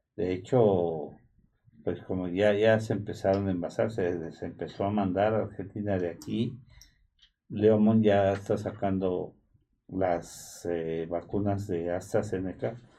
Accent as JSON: {"language": "Spanish", "country": "Mexico", "said": "como los mexicanos estamos como los argentinos"}